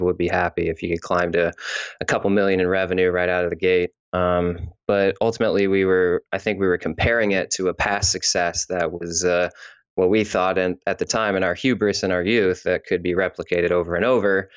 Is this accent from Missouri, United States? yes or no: yes; Missouri, United States; moved away; also born or lived in California; I'm from Missouri originally, then I moved to California